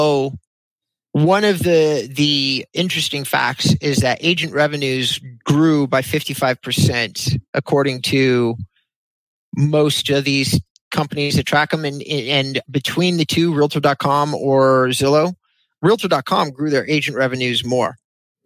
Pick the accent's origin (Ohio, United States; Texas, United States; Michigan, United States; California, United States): California, United States; Thousand Oaks; also born or lived in Agoura Hills, California; I grew up in Thousand Oaks and Agoura